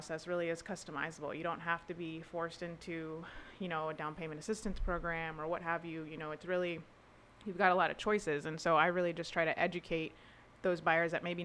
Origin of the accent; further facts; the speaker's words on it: Naples, Florida, United States; also born or lived in Tampa; I pretty much was born and raised in Naples